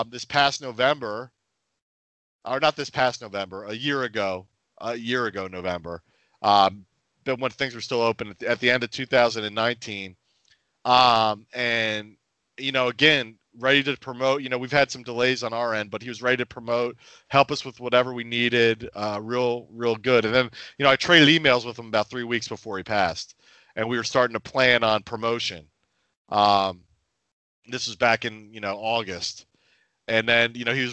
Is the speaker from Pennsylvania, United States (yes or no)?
yes; outside of Philadelphia, Pennsylvania, United States; I'm from the Northeast outside of Philadelphia.